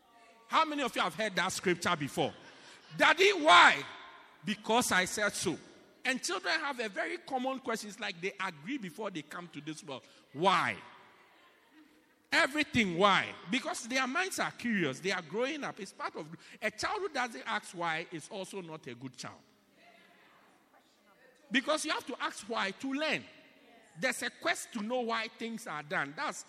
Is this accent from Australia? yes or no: no; Pietermaritzburg, KwaZulu-Natal, South Africa; oh, as for me, I come from Pietermaritzburg.